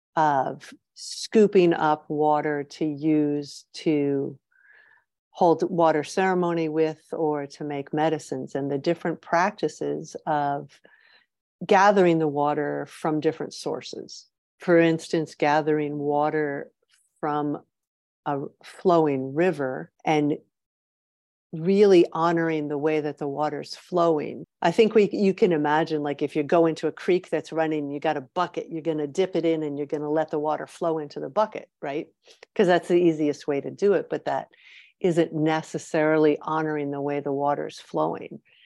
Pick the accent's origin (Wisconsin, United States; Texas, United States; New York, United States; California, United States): New York, United States; moved away as an adult; also born or lived in Michigan; now in Ontario, Canada; I grew up in New York State